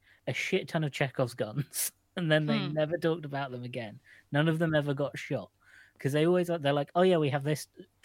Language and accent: English; England, United Kingdom; As an English person